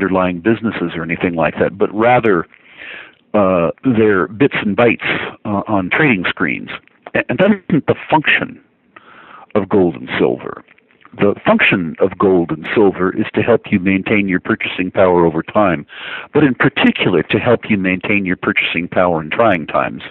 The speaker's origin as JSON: {"language": "English", "country": "United States", "said": "as an American"}